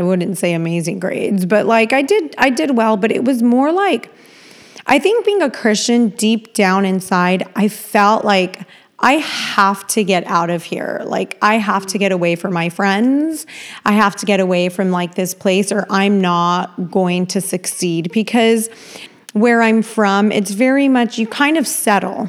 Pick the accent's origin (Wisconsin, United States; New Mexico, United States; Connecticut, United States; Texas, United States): New Mexico, United States; Albuquerque; moved away as an adult; also born or lived in California / Hawaii / Marietta; I'm from Albuquerque, New Mexico, raised there